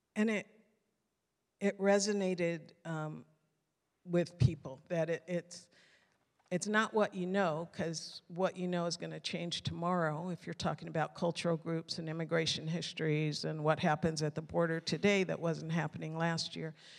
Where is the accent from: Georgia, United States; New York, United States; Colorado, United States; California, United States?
California, United States; Mountain View; also born or lived in Tulare / San Jose; until I was nine, I was raised in Mountain View